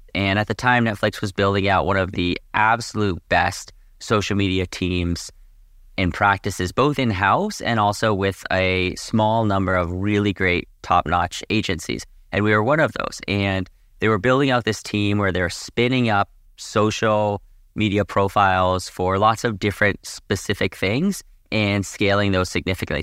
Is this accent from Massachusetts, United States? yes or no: yes; Boston, Massachusetts, United States; moved away as an adult; also born or lived in Boulder, Colorado; now in Southern California, United States; I grew up in Boston, and I come from a big skiing family.